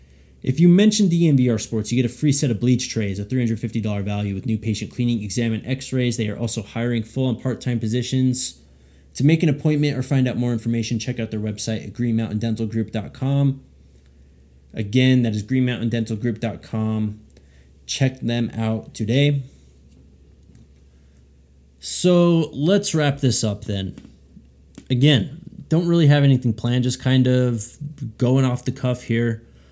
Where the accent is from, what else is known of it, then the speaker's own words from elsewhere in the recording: New Mexico, United States; Just from where I'm coming from New Mexico, where no one cares about sports